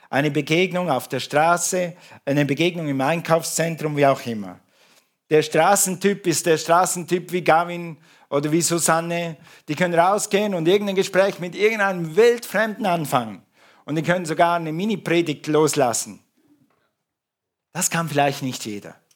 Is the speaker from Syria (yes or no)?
no; Ukraine; Und nach zwei Sätzen war klar, wir sind Ukrainer und keine Russen.